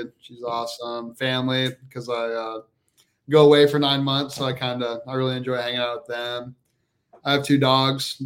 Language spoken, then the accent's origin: English; Kansas City, Missouri, United States; I'm from Kansas City, Missouri